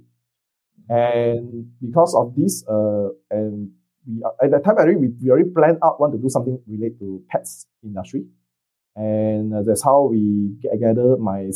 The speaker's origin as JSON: {"language": "English", "country": "Singapore", "moved": "yes", "lives_now": "Vietnam", "said": "I'm a Singaporean in Vietnam"}